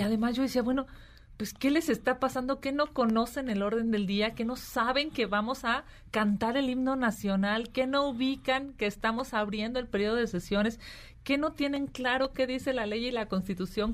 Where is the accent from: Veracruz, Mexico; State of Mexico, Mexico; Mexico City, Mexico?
Mexico City, Mexico; yo soy eh, de la Ciudad de México